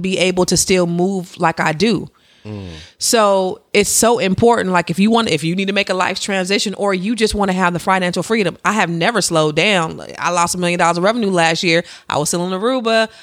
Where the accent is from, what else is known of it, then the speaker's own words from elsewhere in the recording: Silicon Valley, California, United States; I'm from the Silicon Valley, where you could be sitting next to a billionaire and not even know it